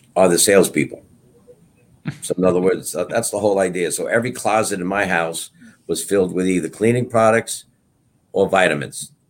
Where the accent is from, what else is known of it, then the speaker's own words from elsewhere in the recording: Brentwood, New York, United States; also born or lived in Bayside, Queens / Setauket, New York; I grew up in Brentwood, taught in Brentwood